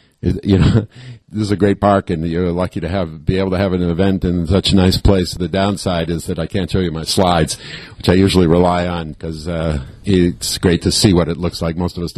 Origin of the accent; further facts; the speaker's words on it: California, United States; I'm from California